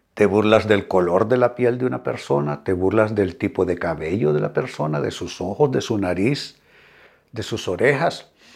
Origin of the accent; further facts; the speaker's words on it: Honduras; Honduras, mi país